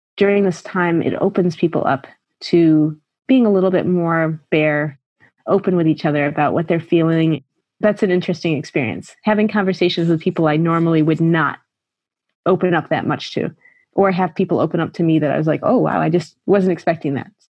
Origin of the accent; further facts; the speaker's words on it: United States; moved away as an adult; now in Shanghai, China; I am American. I've been living in China for 17 years. I'm in Shanghai